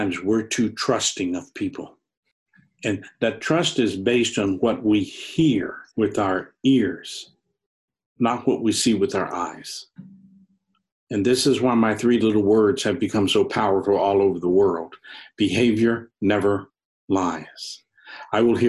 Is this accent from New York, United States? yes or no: no; New Orleans, Louisiana, United States; I was born in New Orleans